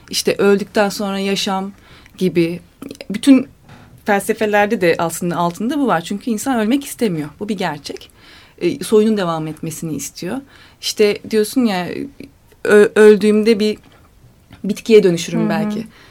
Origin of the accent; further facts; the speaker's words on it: Eskişehir, Turkey; ben Eskişehir'liyim